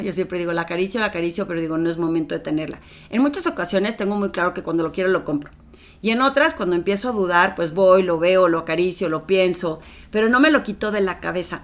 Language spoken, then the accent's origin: Spanish; Torreón, Coahuila, Mexico; moved away as an adult; now in Mexico City, Mexico; ya tenía trabajo en Torreón, en una ciudad pequeñita donde todo el mundo me conocía